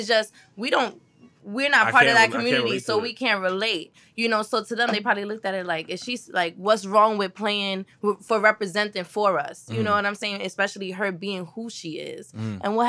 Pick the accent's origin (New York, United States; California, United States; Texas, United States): New York, United States; New York City; I'm a Brooklyn native